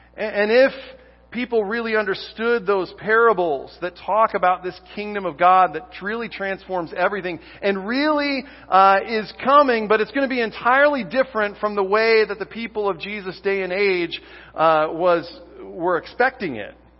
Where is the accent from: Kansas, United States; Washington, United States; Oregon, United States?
Kansas, United States; I was born in Kansas